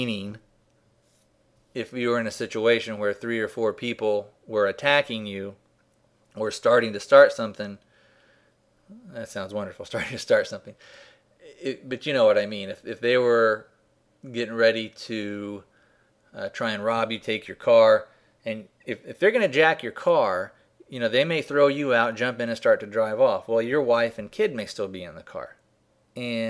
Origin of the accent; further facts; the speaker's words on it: Arizona, United States; I'm from Arizona